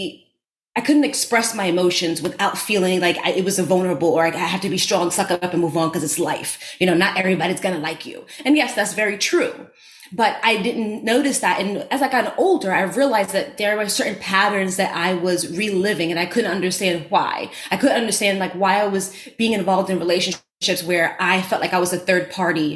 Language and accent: English; New York City, New York, United States; accent: Bronx; I grew up in the Bronx and had a Bronx accent.